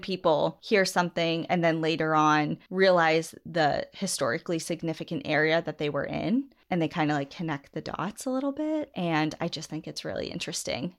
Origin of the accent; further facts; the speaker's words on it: Southern New Hampshire, United States; growing up in New, Southern New Hampshire